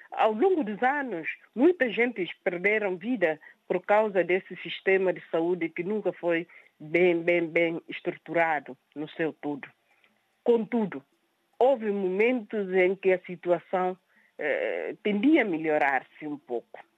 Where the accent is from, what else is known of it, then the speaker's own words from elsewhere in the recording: Guinea-Bissau; Não me podia sentir como guineense, como cidadã guineense